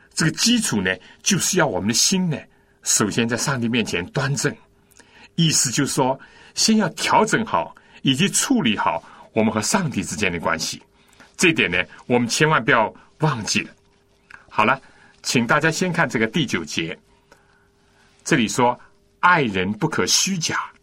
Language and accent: Chinese; China; 我们中国人不是有孔融让梨，这是一个加于胡侠的故事吗？我从小就听过这故事